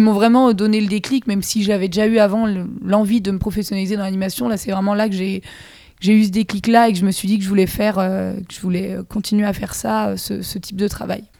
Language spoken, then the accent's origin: French; Saint-Brevin-les-Pins, Pays de la Loire, France; moved away as an adult; now in Rennes, France; Je viens de Saint-Brévin-les-Pins Loire-Atlantique. Petite ah. bourgade près de la mer.